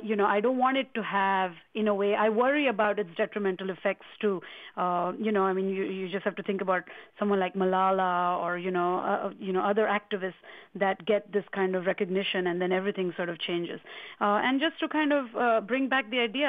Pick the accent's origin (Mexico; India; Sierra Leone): India; I'm from India